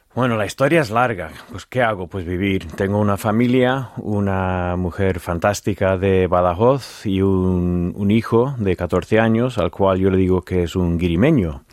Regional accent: Virginia, United States; Spanish is a second language; now in Los Santos de Maimona, Spain; Culturalmente, de donde vengo yo

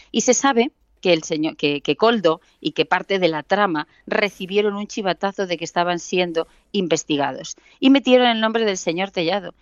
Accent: a village in Ciudad Real, Castilla-La Mancha, Spain; yo soy de un pueblo de Ciudad Real

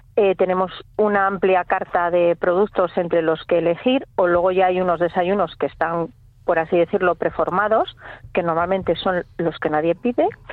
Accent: Santander, Cantabria, Spain; moved away as an adult; now in Villanueva de la Peña, Spain; yo realmente soy de Santander

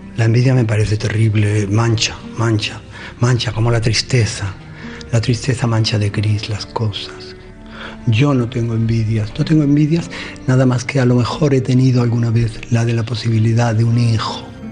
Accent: Andalusia, Spain; Yo sería profundamente otro si no fuese andaluz

